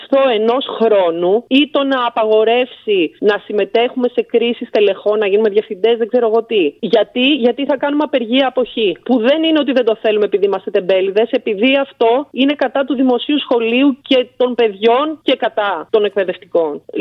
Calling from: Cyprus; Είμαι στην Κύπρο.

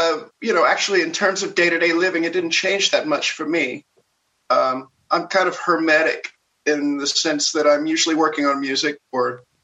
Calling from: Burbank, California, United States; I'm in beautiful Burbank, California.

